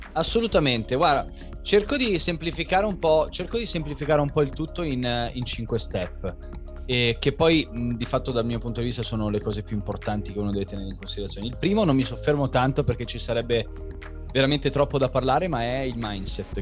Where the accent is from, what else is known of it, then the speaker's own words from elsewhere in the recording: Milan, Lombardy, Italy; moved away as an adult; also born or lived in Varese; now in Rome, Italy; i miei genitori sono di Milano, io sono andato via di casa praticamente quando avevo 18 anni per il nuoto